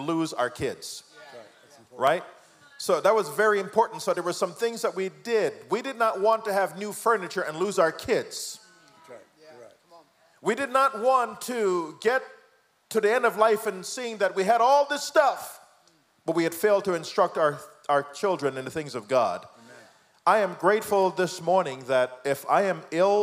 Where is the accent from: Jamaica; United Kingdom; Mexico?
Jamaica; moved away; I am the product of my mom, teenage mom, raised by my grandmom. My mom came to America, left me in Jamaica